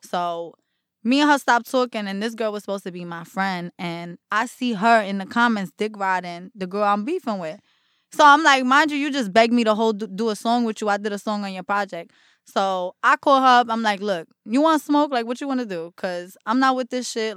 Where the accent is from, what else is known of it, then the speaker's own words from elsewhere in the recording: Jersey City, New Jersey, United States; also born or lived in Newark; I grew up in Jersey City in Newark.